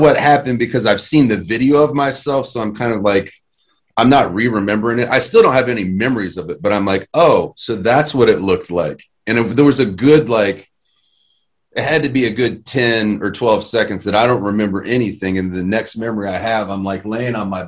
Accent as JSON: {"language": "English", "town": "Terre Haute", "region": "Indiana", "country": "United States", "said": "from Terre Haute, Indiana, man. I'm just a kid that used to, you know what I mean, chew tobacco. And I used to detassel corn"}